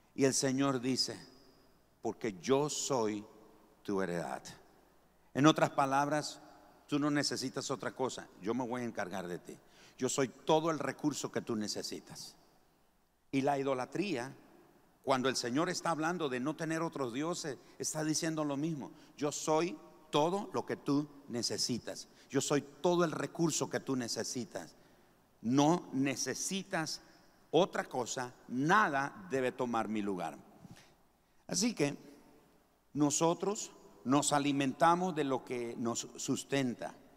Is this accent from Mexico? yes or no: no; Nicaragua; moved away; todos los nicas llevan queso, rosquillas, huirilas, elotes cocidos, oltamales